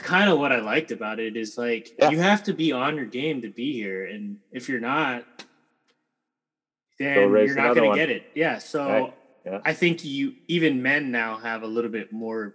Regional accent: Auburn, United States; my hometown in Auburn

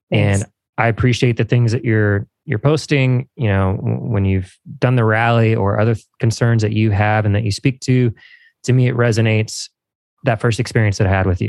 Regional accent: Evansville, Indiana, United States; my hometown

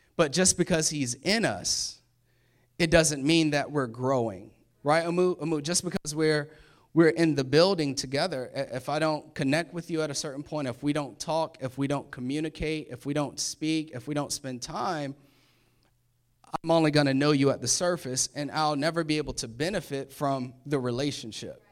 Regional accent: Orlando, Florida, United States; moved away as an adult; now in Maryland, United States; I was born in Orlando. I've been in Florida, um, for twenty-nine years. And so needless to say, I'm a Florida boy.

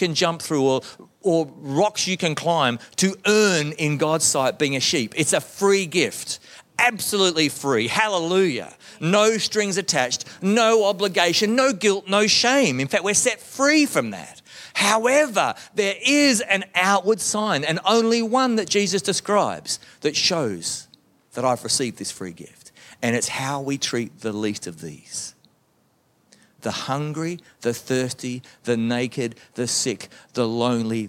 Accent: Melbourne, Victoria, Australia; growing up in the Baptist church in Melbourne, Australia

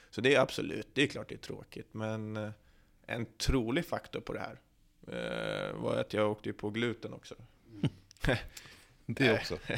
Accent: Norrland, Sweden; Jag är från Norrland, då, då biter man ihop.

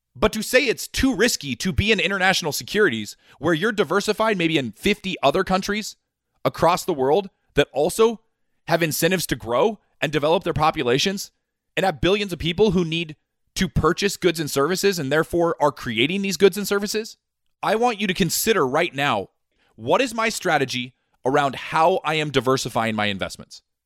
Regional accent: United States; me being born an American

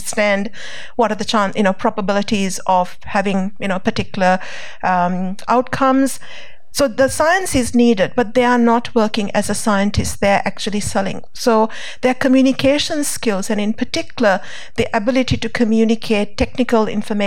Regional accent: Sri Lanka; now in Australia; I grew up in Sri Lanka

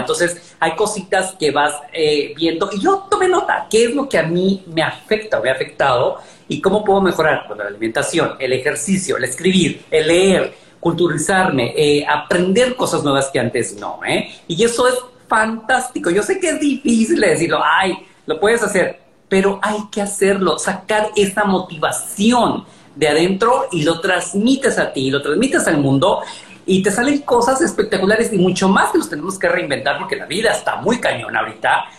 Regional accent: Mexico; now in New York, United States; como decimos en México

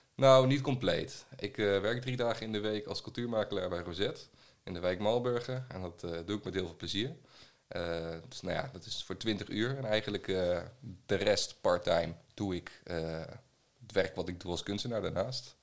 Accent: Ede, Gelderland, Netherlands; also born or lived in Arnhem / Nijmegen; ik ben, eh, geboren en getogen in Ede

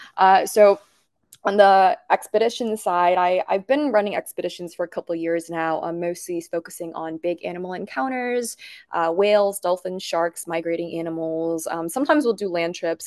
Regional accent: Bangkok, Thailand; growing up in Bangkok

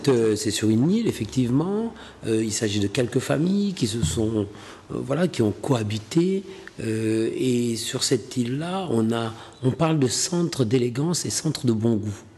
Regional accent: Dakar, Senegal; moved away as an adult; also born or lived in Saint-Louis, Senegal / Rouen, France; saint louisien d'origine, mais j'ai toujours vécu à Dakar. Dakar était la capitale, donc euh, mes parents ont vécu à Dakar, donc j'ai grandi à Dakar

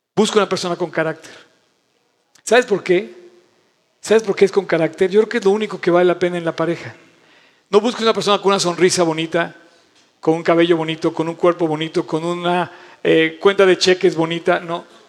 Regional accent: Mexico; tengo una vida como mexicano

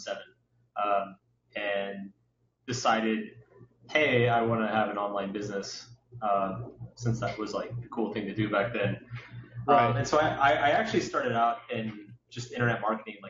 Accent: Austin, Texas, United States; now in New York, United States; I grew up in Austin

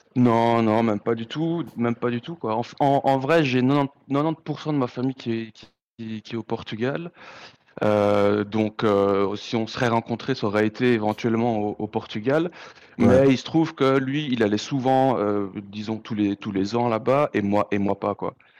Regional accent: Brussels, Brussels-Capital Region, Belgium; je viens de Bruxelles

